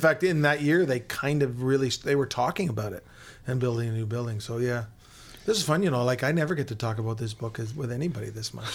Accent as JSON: {"language": "English", "town": "Hamilton", "region": "Ontario", "country": "Canada", "tie": "born or raised there", "said": "I grew up in Hamilton, so I would read Bob Hanley and the Hamilton Spectator"}